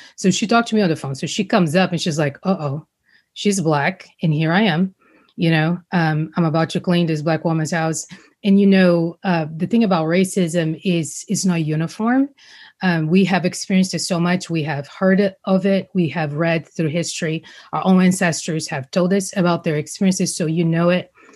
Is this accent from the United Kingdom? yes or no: no; Rio de Janeiro, Brazil; now in United States; growing up in Brazil, this was before I knew I was going to come to the States.